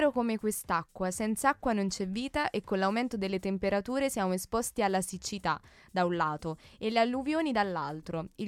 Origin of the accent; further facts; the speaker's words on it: Brescia, Lombardy, Italy; Quindi dalle a casa mie parti, tua. a casa mia.